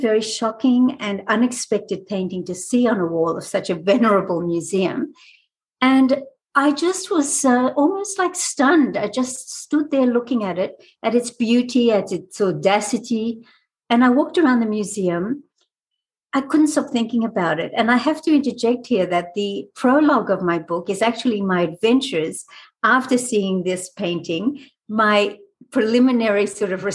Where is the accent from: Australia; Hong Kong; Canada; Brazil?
Australia; also born or lived in France / Israel; now in United States; I was born in France. I grew up in Australia. I've lived in Israel. I've lived in America now for quite a few years.